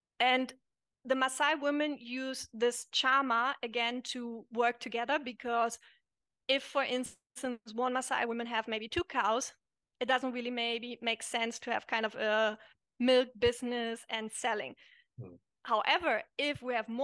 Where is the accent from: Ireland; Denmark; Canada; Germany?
Germany; moved away as an adult; also born or lived in Italy; I'm German, growing up in Germany, we are a very individualistic country